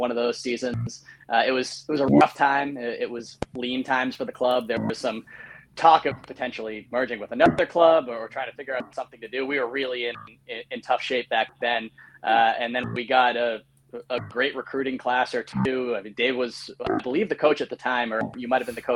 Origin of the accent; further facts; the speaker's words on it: Wrentham, Massachusetts, United States; also born or lived in South Boston, Massachusetts / New Hampshire; I grew up in Wrentham, Mass. Initially, right next to Foxborough. Live over in South Boston at the moment.